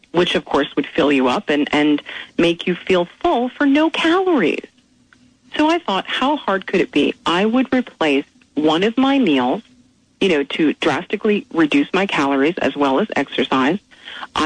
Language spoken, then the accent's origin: English; Canada; moved away as an adult; also born or lived in Philadelphia; now in United States; I am from Canada, and which is the country I love very much